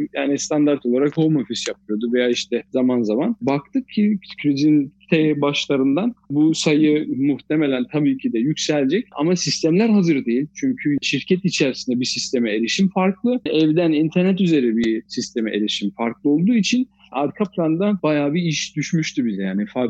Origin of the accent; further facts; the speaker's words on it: Dortmund, North Rhine-Westphalia, Germany; moved away as an adult; also born or lived in Fatsa, Ordu (ancestry); now in Stuttgart, Germany; Doğuma büyüme Dortmund, Almanya'nın Dortmund şehrinde doğduk, büyüdük